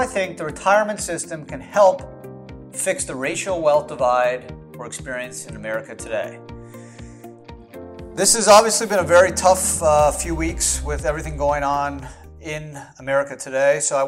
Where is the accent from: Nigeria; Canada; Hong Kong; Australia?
Canada; now in United States; I was born in Canada